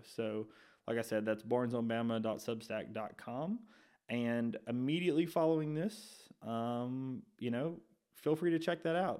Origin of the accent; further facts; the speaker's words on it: Shelby County, Alabama, United States; I grew up in Shelby County, which is about an hour, hour and fifteen from Tuscaloosa